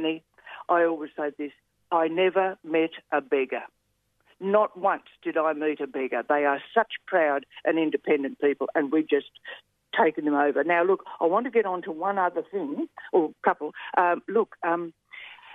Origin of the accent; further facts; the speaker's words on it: Australia; I love being an Australian